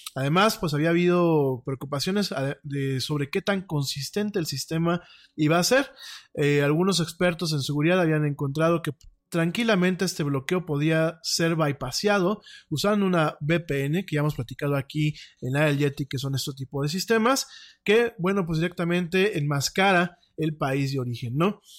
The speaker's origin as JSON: {"language": "Spanish", "country": "Mexico", "said": "como mexicano"}